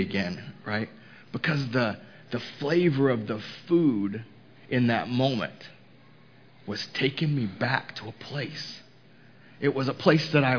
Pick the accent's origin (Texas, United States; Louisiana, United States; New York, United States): Texas, United States; Houston; now in Mooresville, United States; Houston, which was my hometown